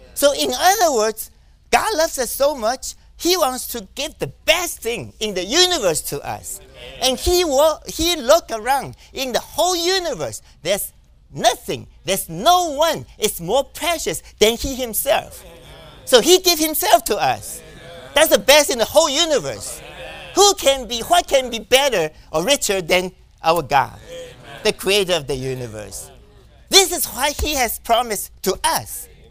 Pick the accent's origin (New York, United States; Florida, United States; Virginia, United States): New York, United States; I'm from New York